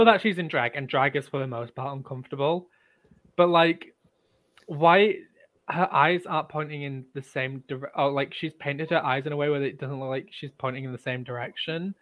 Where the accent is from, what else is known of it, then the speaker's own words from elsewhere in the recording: Leeds, Yorkshire and the Humber, United Kingdom; we're both from Leeds